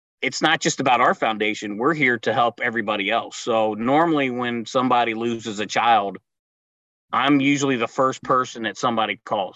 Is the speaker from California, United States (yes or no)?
no; Cincinnati, Ohio, United States; as a kid growing up in Cincinnati